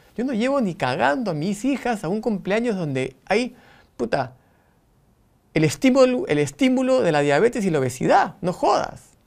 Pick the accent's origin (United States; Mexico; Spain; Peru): Peru; Lima; now in Buenos Aires, Argentina; Amo mi Lima, cada vez que voy me emociona, amo mi Perú, soy repatriota